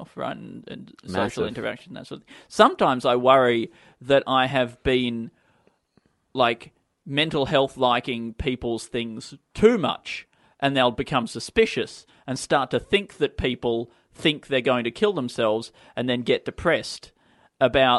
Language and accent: English; Tasmania, Australia; moved away as an adult; now in Melbourne, Australia; I'm from Tasmania, all right? We don't have a lot of multi-story buildings, and certainly growing up, I had very little cause to go in elevators. And so it probably wasn't until I was, 18